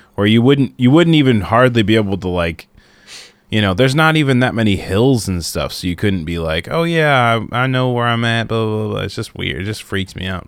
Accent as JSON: {"language": "English", "region": "Minnesota", "country": "United States", "tie": "born or raised there", "said": "growing up in Minnesota"}